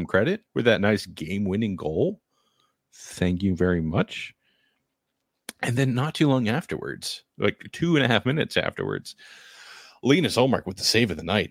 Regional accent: New Hampshire, United States; I'm from New Hampshire

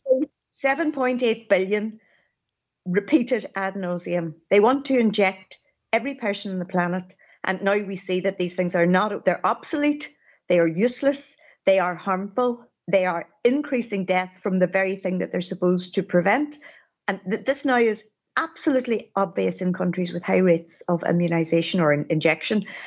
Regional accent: Derry, Northern Ireland, United Kingdom; I came back to my hometown of Derry

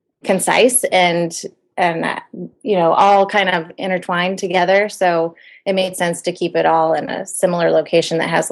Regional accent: Midwest, United States; moved away; I come from the Midwest where, at least in the area where I lived, it's not very common to do a lot of traveling where you have to fly.

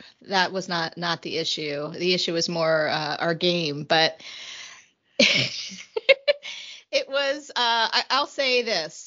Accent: Philadelphia, Pennsylvania, United States; moved away; We're both from Philly originally

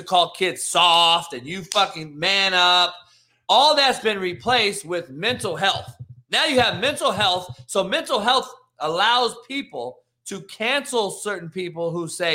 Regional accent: Compton, California, United States; I'm a cat from Compton who grew up with people getting smoked on my front lawn as a kid, the only white dude in the whole city

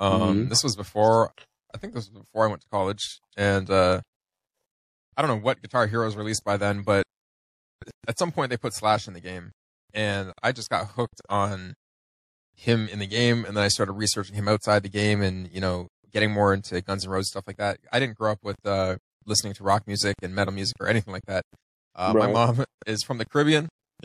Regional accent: Ontario, Canada; Yeah, I'm from Ontario, Canada.

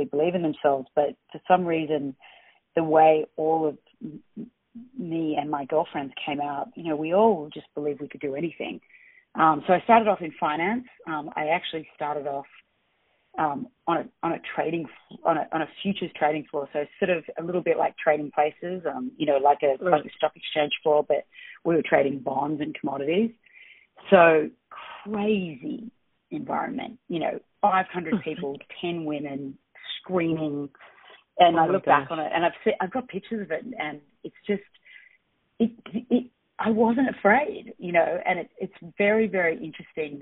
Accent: Australia; now in New York, United States; I grew up in Australia

